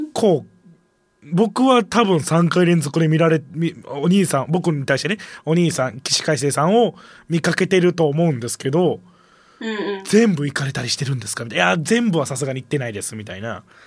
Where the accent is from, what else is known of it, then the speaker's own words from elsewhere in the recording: Kansai, Japan; accent: Kansai-ben; でもこっち関西弁だから